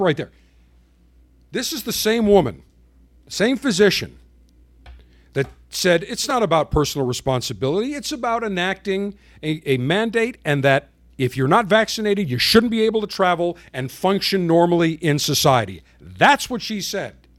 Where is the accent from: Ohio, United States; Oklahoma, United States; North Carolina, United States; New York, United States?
New York, United States; Buffalo; living in Buffalo, growing up in Buffalo